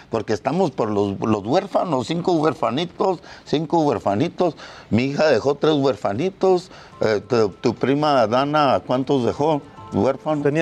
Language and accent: Spanish; Mexico; Nosotros somos como otros mexicanos que matan.